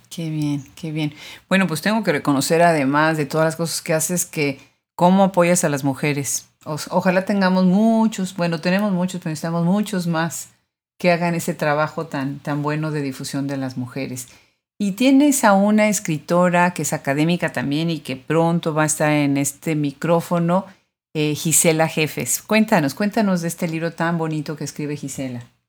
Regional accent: Puebla, Mexico; yo soy de Puebla

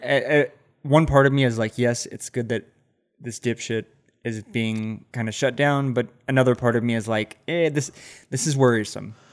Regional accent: Central Texas, United States; now in Austin, United States; I am born and raised in Central Texas, mm-hmm. and I grew up on a fucking cattle ranch

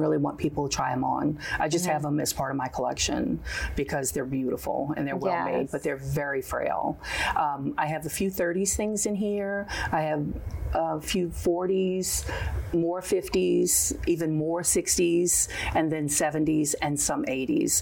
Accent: New Orleans, Louisiana, United States; growing up in New Orleans

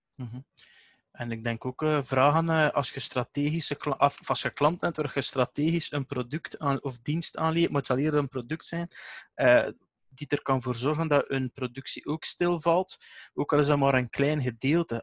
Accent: Eeklo, Flanders, Belgium; bij ons in Eclo, waar ik vanaf kom

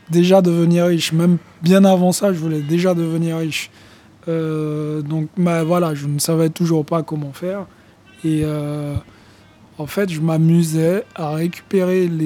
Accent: Guadeloupe, France; à cette époque-là, euh, je vivais en Guadeloupe, euh, puisque je suis originaire de la Guadeloupe.

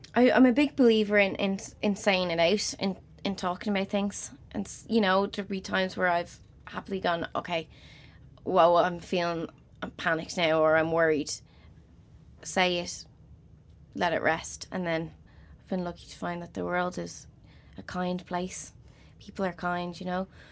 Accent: Dublin, Leinster, Ireland; I'm from Crumlin, t-, tiny little house in Crumlin.

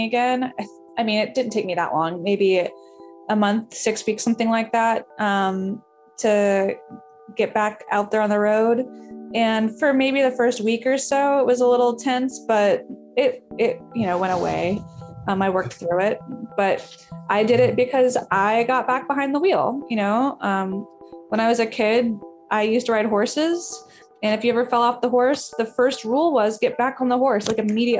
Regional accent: the American South, United States; I'm from the American South

